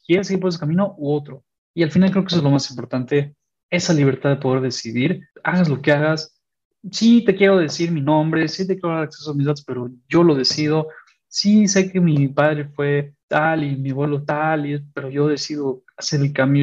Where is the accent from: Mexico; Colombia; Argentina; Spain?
Mexico; soy mexicano, en un sentido de dónde vengo